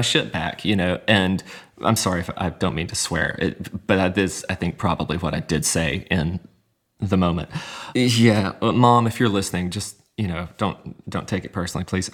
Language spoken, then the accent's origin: English; Hattiesburg, Mississippi, United States; the city of Hattiesburg, which is my hometown